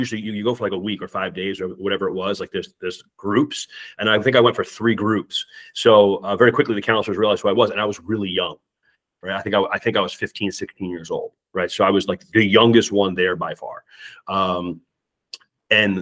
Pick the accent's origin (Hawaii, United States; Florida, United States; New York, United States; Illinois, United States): New York, United States; Long Island; moved away as an adult; also born or lived in Connecticut / Northern Virginia; now in Minnesota, United States; I'm actually from Long Island, New York